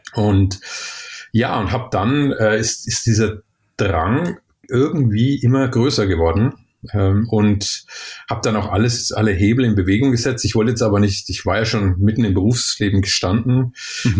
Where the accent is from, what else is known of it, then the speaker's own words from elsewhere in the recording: Germany; moved away; also born or lived in Sydney, Australia; bei uns in Deutschland